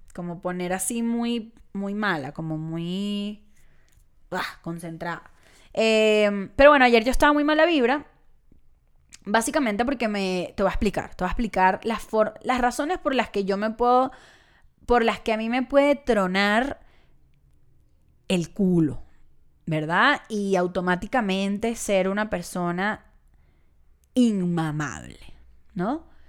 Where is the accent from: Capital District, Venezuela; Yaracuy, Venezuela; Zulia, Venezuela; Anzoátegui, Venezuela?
Capital District, Venezuela; Caracas; moved away; Caracas, mi ciudad natal